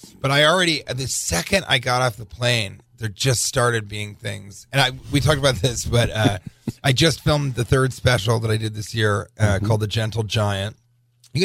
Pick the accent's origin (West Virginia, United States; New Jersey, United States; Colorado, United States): Colorado, United States; Denver; I'm from Denver